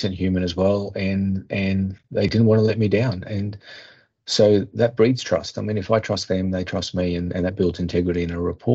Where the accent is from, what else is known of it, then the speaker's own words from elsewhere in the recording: Australia; as an Australian